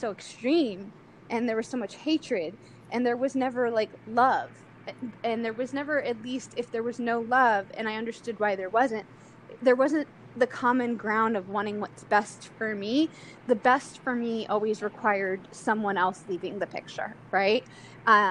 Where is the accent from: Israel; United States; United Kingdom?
United States; Delaware; I grew up in Delaware